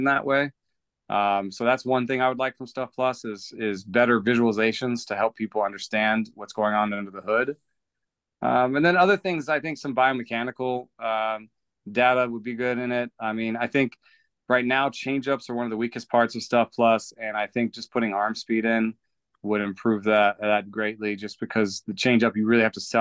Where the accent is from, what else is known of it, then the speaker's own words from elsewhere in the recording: Atlanta, Georgia, United States; I came to this country in 1986 and grew up in Atlanta